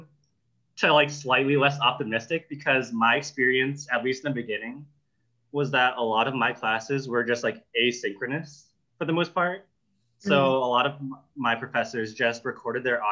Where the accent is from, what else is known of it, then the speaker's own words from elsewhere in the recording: Boston, Massachusetts, United States; I'm from Boston